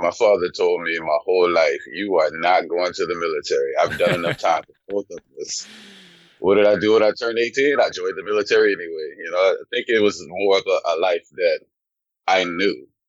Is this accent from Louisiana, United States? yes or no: yes; Louisiana, United States; also born or lived in Germany; I grew up in Louisiana, but I was a military brat. I was actually born in Germany, so moved around a lot in my early years, but Louisiana is home for me.